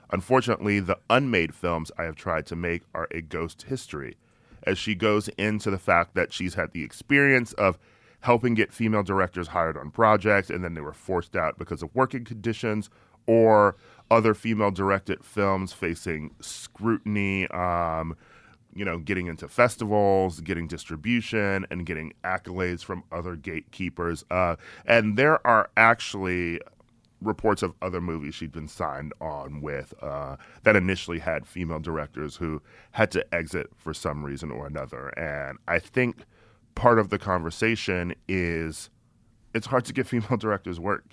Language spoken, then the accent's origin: English; Milwaukee, Wisconsin, United States; I'm from Milwaukee, um, and uh, I went to a all boys Catholic high school, so I grew up with um, Republicans